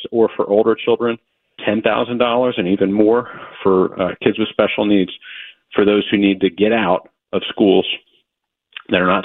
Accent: Delaware County, Pennsylvania, United States; I'm from Delco

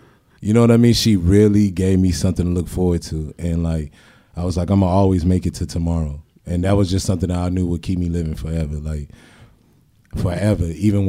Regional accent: San Diego, California, United States; also born or lived in Portsmouth, Virginia / Norfolk, Virginia; I'm originally from Portsmouth, Virginia. My mom was in the military for 20 years. I was raised in Norfolk until I was 7. She got stationed out here. And San Diego changed my life.

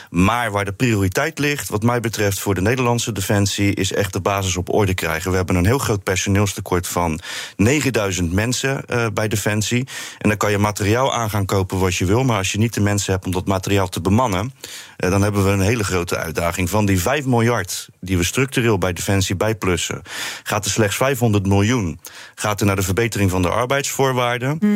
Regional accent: Rotterdam, South Holland, Netherlands; Zeker, Rotterdam-Zuid.

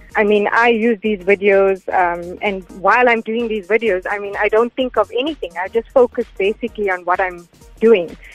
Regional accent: Gauteng, South Africa; also born or lived in Durban / Pretoria; I was born in Durban, um, and when I was two years old, we moved to Gauteng

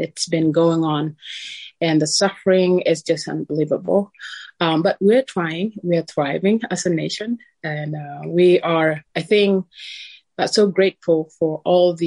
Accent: South Sudan; moved away as an adult; now in Canada; living in South Sudan, once it was all I know, and that was a part of growing up, is knowing that there was so much war going

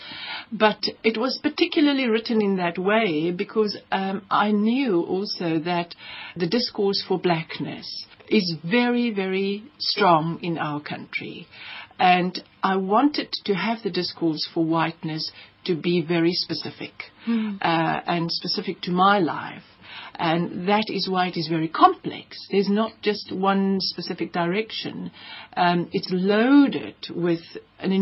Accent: South Africa; also born or lived in Namibia; I'm archetypally South African

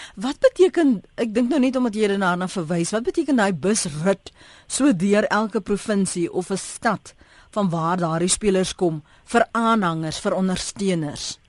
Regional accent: South Africa; ons as Suid-Afrikaners

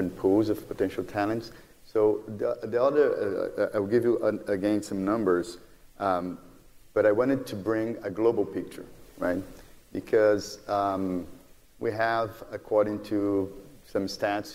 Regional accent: Brazil; moved away as an adult; now in United States; Brazil because it's my home country, although I've been in the U.S. for more than 15 years

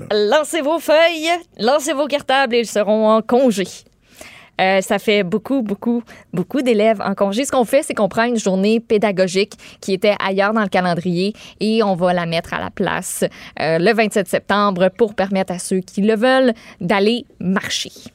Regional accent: Quebec, Canada

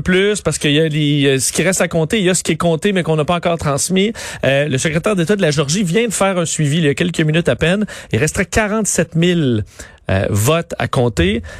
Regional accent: Quebec, Canada; chez nous au Québec

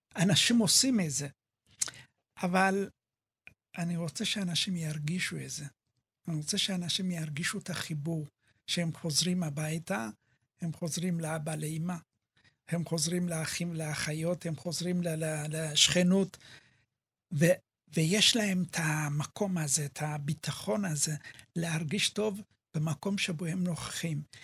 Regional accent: Ethiopia; now in Israel; אני אתיופי

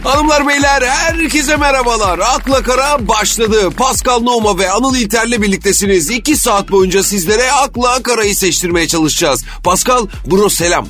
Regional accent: Istanbul, Turkey; Ben çocukken İstanbul'da çok kar yağardı.

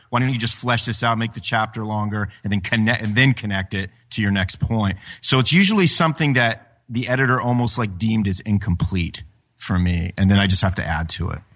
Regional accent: Ashland, Ohio, United States; my hometown of, of Ash, Ashland, Ohio

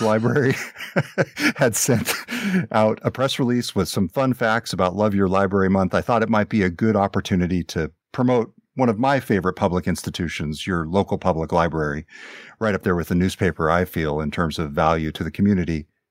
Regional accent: Glenn County, California, United States; now in Seattle, United States; in my hometown in Glenn County, California, I've been volunteering here at the newspaper in the county where I grew up

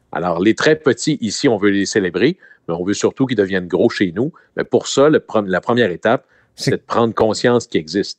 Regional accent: Chicoutimi, Quebec, Canada; mon coin de pays, hmm. à Chicoutimi

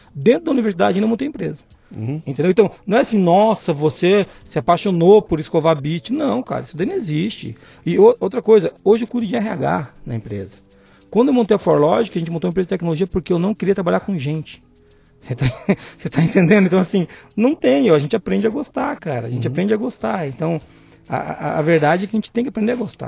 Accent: Foz do Iguaçu, Paraná, Brazil; Nasci em Foz do Iguaçu

